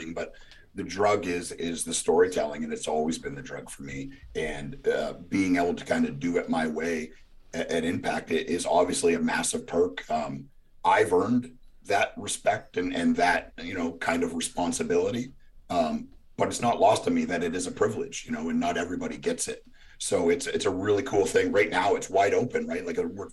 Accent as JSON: {"language": "English", "country": "Canada", "tie": "born or raised there", "moved": "yes", "lives_now": "Nashville, United States", "said": "I grew up in Canada"}